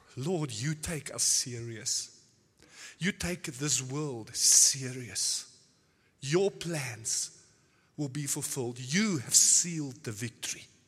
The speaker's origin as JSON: {"language": "English", "country": "South Africa", "tie": "born or raised there", "moved": "yes", "lives_now": "Nordhorn, Germany", "said": "I was born in South Africa many years back."}